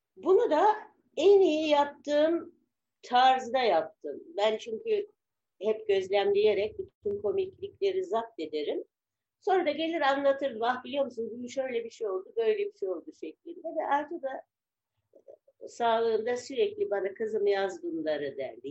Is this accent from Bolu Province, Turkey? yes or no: no; Istanbul, Turkey; also born or lived in Kınalıada; Ya ben de Arta da Burgazlıydık. Biz Burgaz'da büyüdük.